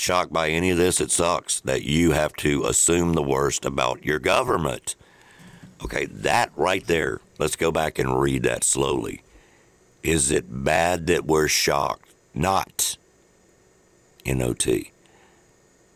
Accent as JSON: {"language": "English", "area": "the South", "region": "Mississippi", "country": "United States", "said": "we're from the South"}